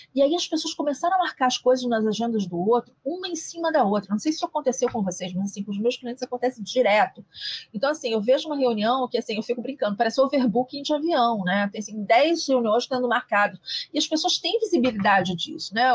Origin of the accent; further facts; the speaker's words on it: Rio de Janeiro, Brazil; eu sou carioca